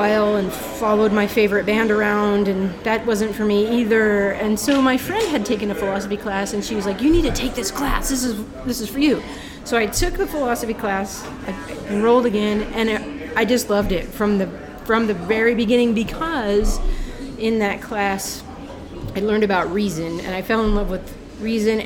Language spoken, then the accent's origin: English; Phoenix, Arizona, United States; also born or lived in New Jersey; I grew up in North Phoenix. I went to Paradise Valley High School